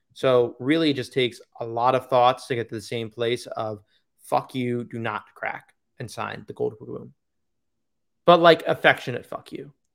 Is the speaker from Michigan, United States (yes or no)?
no; New York, United States; moved away; my hometown local show